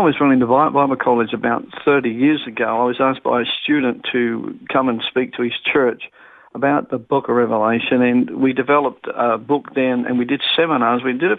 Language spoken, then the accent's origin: English; Sydney, New South Wales, Australia; also born or lived in Brisbane; now in Melbourne, Australia; I was born in Sydney, raised in Sydney when I was young. Yeah, that's where I came from, Sydney in the western suburbs area.